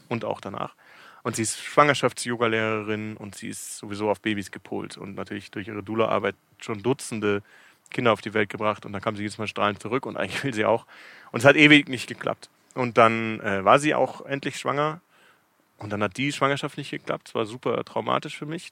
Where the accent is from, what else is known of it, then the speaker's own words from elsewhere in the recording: Munich, Bavaria, Germany; moved away as an adult; now in Cape Town, South Africa; Ich bin aus München ursprünglich.